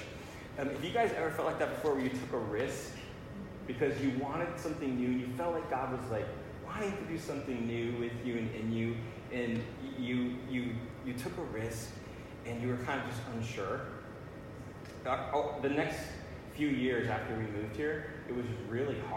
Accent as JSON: {"language": "English", "town": "Massena", "region": "New York", "country": "United States", "tie": "born or raised there", "moved": "as an adult", "said": "It's on the Canadian border. It's a little border town. It's where I grew up"}